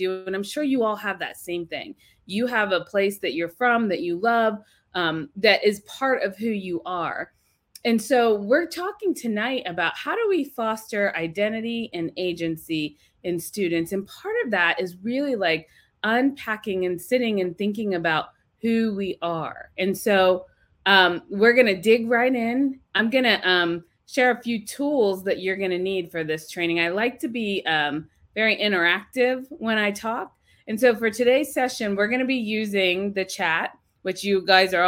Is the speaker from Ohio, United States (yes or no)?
yes; Ohio, United States; I am from Ohio. That's actually where I'm at right now, in Ohio